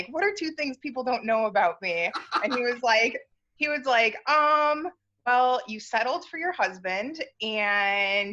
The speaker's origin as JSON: {"language": "English", "region": "Southeast Michigan", "country": "United States", "said": "I'm from Michigan. My family, we kind of live all throughout the Southeast Michigan area"}